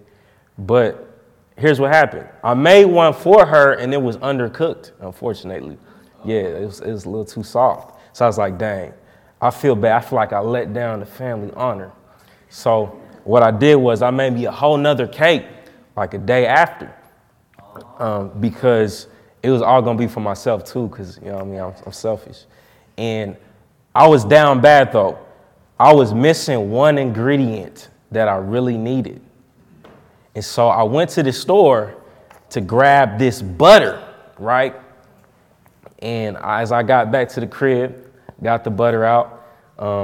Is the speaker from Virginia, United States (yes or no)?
no; Indianapolis, Indiana, United States; I'm from Indianapolis, you know what I'm saying, born and raised